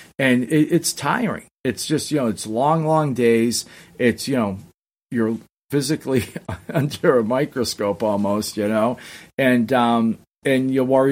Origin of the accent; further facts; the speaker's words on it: Somerville, Massachusetts, United States; I was actually from Somerville, which is next to Malden. But no, it's funny. I grew up right outside of Boston